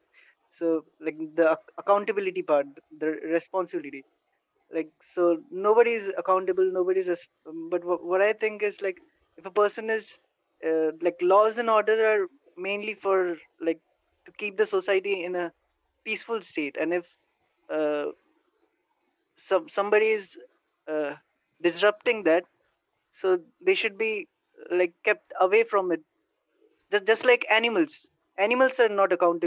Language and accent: English; India; from India